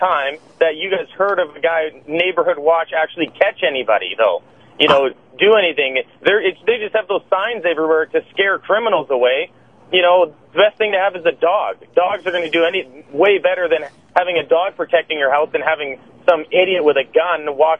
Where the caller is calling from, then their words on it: Canada; I'm calling from Canada